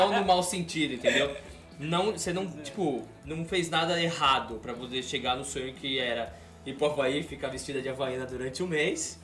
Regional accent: Brazil; moved away as an adult; now in California, United States; quando eu saí do Brasil, meu apartamento no Brasil não tinha nem energia elétrica.

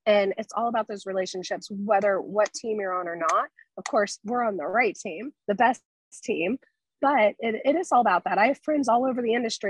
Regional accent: Tampa, Florida, United States; I was born and raised in Tampa

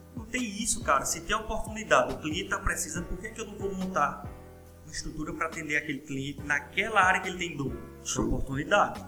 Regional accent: Araripina, Pernambuco, Brazil; moved away as an adult; now in Petrolina, Brazil; Eu vim de Araripina

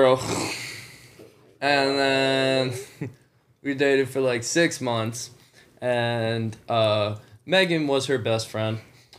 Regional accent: New York, United States; from New York.

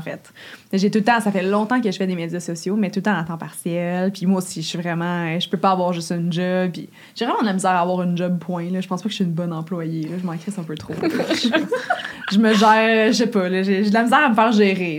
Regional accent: Gatineau, Quebec, Canada; Puis je viens de Gatineau, puis c'est comme une ville de fonctionnaires

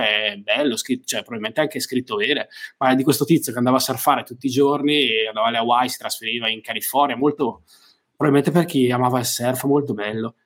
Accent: Brescia, Lombardy, Italy; essendo bresciano

